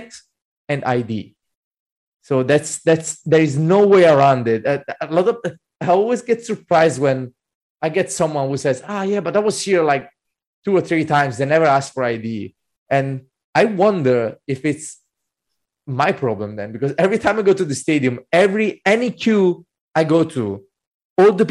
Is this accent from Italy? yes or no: yes; Naples, Campania, Italy; I'm from Napoli